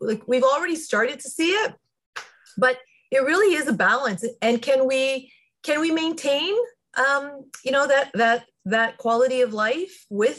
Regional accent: Niagara, Ontario, Canada; born or raised there

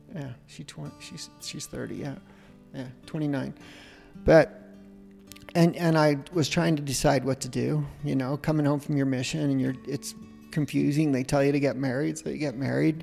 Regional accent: Utah, United States; I grew up in Utah

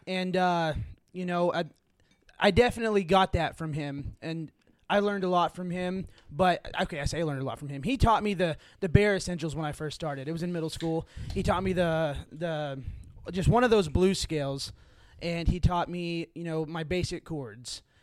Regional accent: Fort Gibson, Oklahoma, United States; I'm from Fort Gibson, Oklahoma

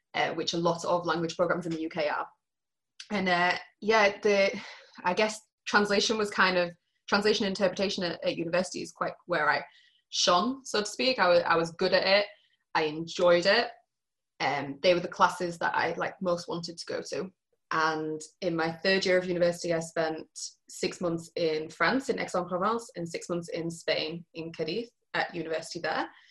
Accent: Yorkshire and the Humber, United Kingdom; moved away as an adult; now in Matane, Canada; I'm from Yorkshire

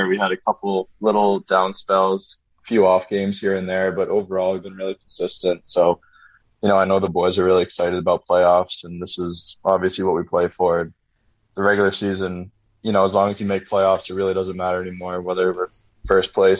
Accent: New Hampshire, United States; growing up in New England, in New Hampshire, in Boston Bruins country

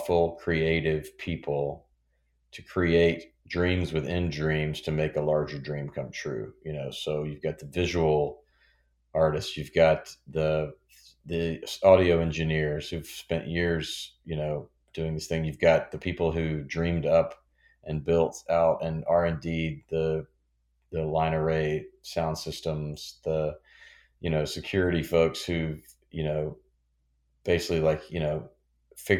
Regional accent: Memphis, Tennessee, United States; Memphis, which is my hometown

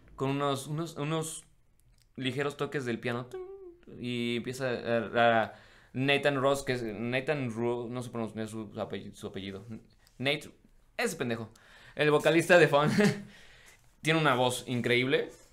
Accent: Mexico; no estoy en mi país

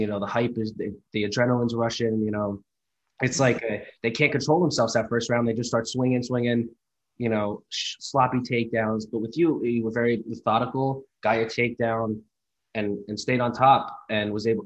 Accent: New Jersey, United States; I'm from New Jersey

